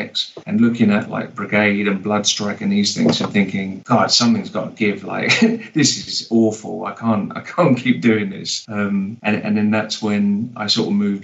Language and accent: English; London, United Kingdom; moved away as an adult; also born or lived in Barcelona, Spain; now in Edinburgh, United Kingdom; I was born in London, lived in Barcelona for 8 years, and I've been in Edinburgh since 2012